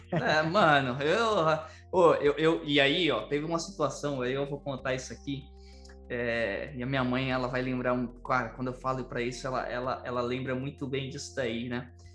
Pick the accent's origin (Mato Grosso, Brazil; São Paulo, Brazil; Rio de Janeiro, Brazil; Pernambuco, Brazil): São Paulo, Brazil; eu nasci, né, e fui criado em uma favela em São Paulo